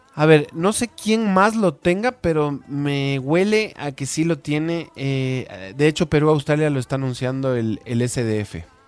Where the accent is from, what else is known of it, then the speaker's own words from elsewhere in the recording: Ecuador; todos somos ecuatorianos